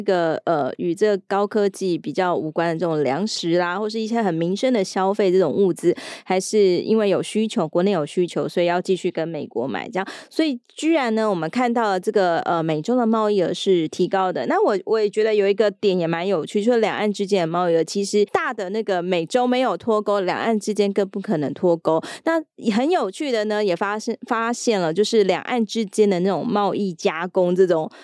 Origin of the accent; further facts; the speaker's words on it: Taiwan; 身为台湾人